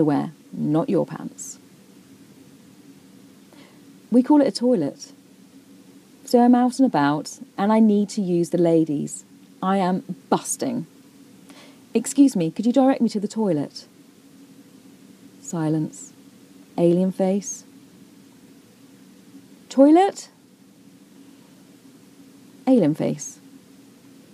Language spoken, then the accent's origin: English; United Kingdom; moved away as an adult; now in United States; I am British